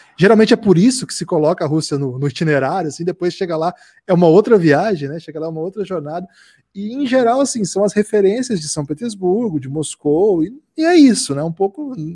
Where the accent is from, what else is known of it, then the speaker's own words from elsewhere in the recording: South Region, Brazil; also born or lived in interior of Paraná; Eu sou do Sul